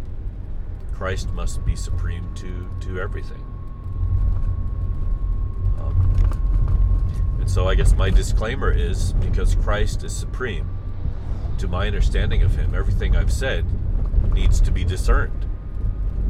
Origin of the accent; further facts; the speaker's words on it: the heartland of America, Midwest, United States; I was raised in the heartland of America